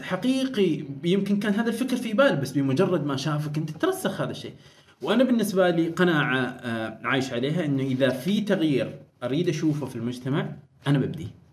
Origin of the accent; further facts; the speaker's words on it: Oman; بيتنا ما قريتنا ما بس يعني عمان